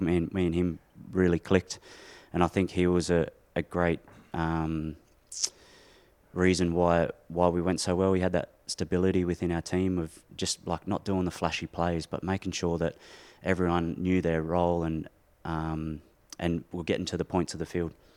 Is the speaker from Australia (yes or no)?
yes; Windsor, New South Wales, Australia; moved away as an adult; We're both from Windsor.